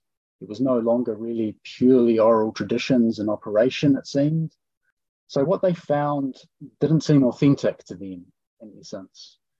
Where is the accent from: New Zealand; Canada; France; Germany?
New Zealand; And I think this happens to a lot of people growing up in New Zealand when they go overseas and experience cultures in other parts of the world.